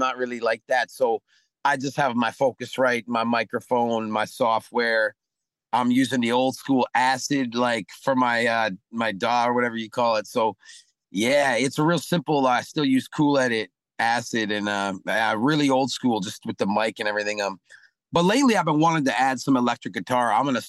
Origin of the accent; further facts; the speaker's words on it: Mississippi, United States; born there; You know, I was born in Mississippi, so I'm a blues man, jazz man, like in my heart, you know.